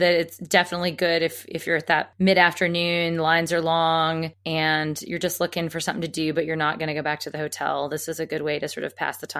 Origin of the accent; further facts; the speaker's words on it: Alabama, United States; I mean, I grew up in Alabama, so I should know because they're kind of like the ones in the Mississippi.